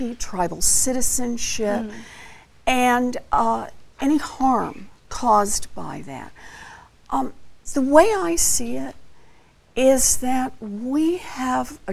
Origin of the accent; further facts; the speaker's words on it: Oklahoma, United States; I grew up out in Oklahoma